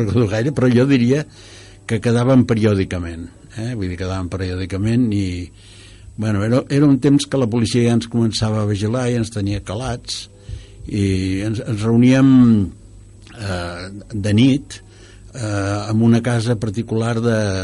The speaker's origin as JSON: {"language": "Catalan", "town": "Cerdanyola del Vallès", "region": "Catalonia", "country": "Spain", "tie": "born or raised there", "said": "jo quan era petit a Serrallonsa, que tenia 6.000 habitants"}